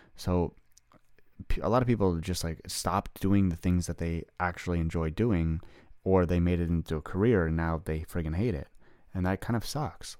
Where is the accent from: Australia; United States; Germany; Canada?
Canada; I'm a Canadian boy, I played hockey